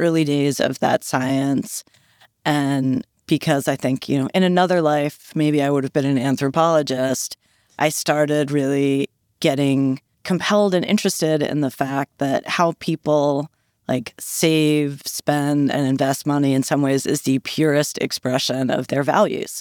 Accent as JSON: {"language": "English", "town": "Philadelphia", "region": "Pennsylvania", "country": "United States", "moved": "yes", "lives_now": "New York, United States", "said": "I'm actually from Philly"}